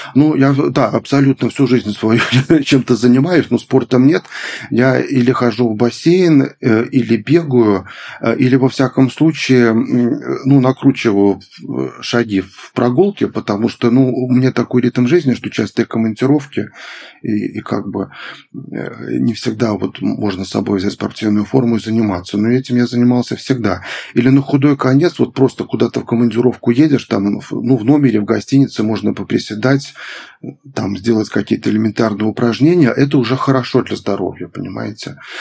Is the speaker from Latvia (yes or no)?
no; Belarus; moved away; я сам из Беларуси вот родом, и я помню, как э, из небольшого города